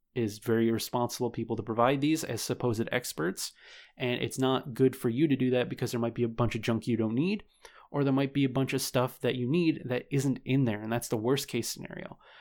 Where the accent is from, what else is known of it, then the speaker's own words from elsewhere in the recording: New York, United States; my home state of New York